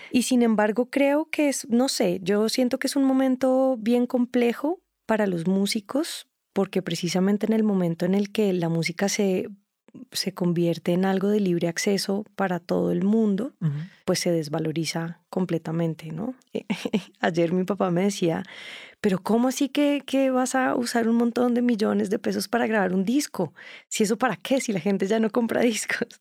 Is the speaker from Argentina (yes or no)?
no; Colombia; also born or lived in Germany; de donde yo vengo